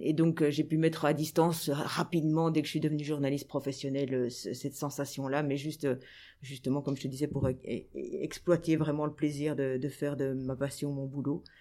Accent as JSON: {"language": "French", "town": "Anderlecht", "region": "Brussels-Capital Region", "country": "Belgium", "tie": "born or raised there", "said": "j'ai grandi à Anderlecht j'étais à l'école je vivais à Anderlecht"}